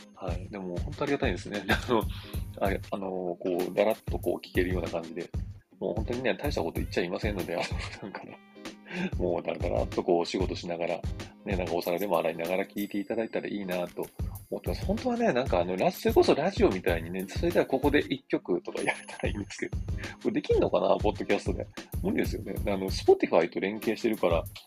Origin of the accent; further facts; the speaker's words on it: Kyoto, Japan; accent: Kansai-ben; moved away; also born or lived in Tokyo; 東京に来ると、あの、京都から来ました